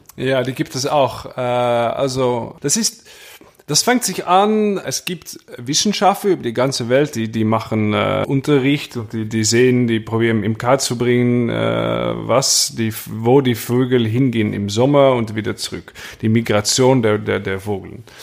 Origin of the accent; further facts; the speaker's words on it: Maastricht, Limburg, Netherlands; German is a second language; bei uns in Maastricht